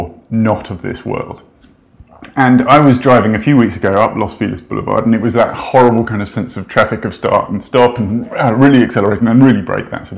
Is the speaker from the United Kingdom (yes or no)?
yes; United Kingdom; I'm British